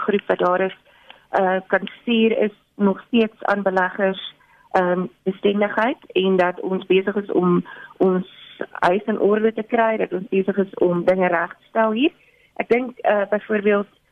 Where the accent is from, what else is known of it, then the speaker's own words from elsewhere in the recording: South Africa; ons is Suid-Afrikaners